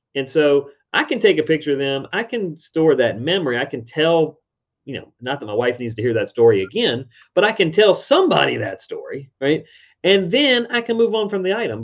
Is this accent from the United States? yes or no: yes; Richmond, Virginia, United States; my hometown, Richmond, Virginia